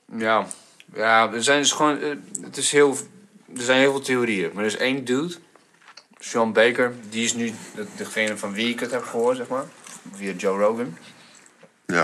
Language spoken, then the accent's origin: Dutch; Bulgaria; now in Netherlands; ik kom uit Bulgarije